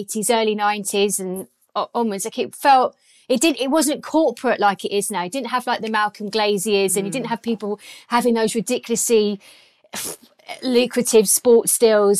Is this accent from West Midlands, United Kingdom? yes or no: no; Croydon, London, United Kingdom; also born or lived in Biggin Hill / Orpington; now in Catford, United Kingdom; I was born in Croydon and well, I went to school. Well, actually, I went to school in a place called Biggin Hill. It's a random little place in Kent, kind of ish near Bromley. Yeah, so I went to Croydon, to Biggin Hill, and then I moved again to Orpington.